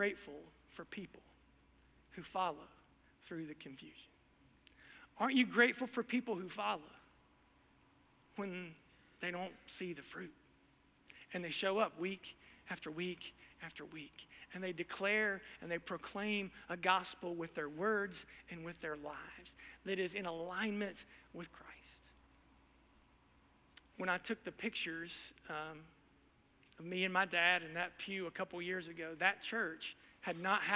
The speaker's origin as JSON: {"language": "English", "region": "Southern Ohio", "country": "United States", "tie": "born or raised there", "said": "my background growing up in Southern Ohio"}